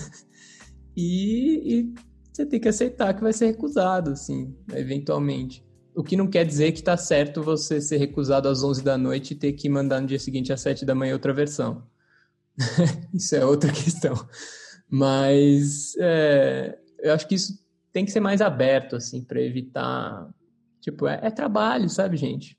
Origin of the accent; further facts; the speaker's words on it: São Paulo, Brazil; also born or lived in Mairiporã area; Eu sou natural de São Paulo.